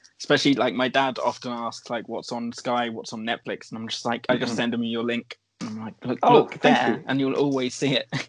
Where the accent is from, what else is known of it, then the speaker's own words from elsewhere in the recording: Ireland; I'm Irish